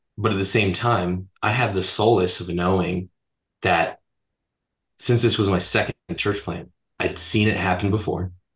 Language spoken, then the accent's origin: English; Florida, United States; moved away as an adult; now in Boise, United States; I was born and raised in Florida